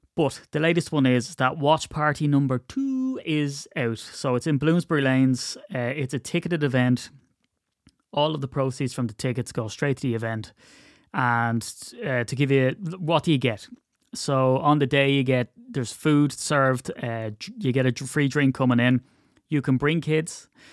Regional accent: Ireland; I'm very Irish

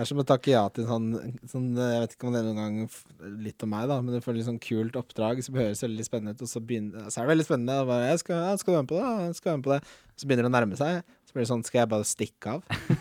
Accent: Follo, Akershus, Norway; jeg er fra Follo

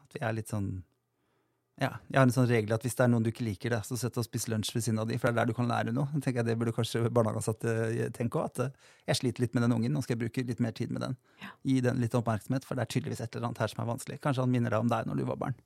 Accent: Drammen, Buskerud, Norway; moved away; also born or lived in Lier; der jeg kommer fra. eller Jeg er veldig glad i Drammen og Lier

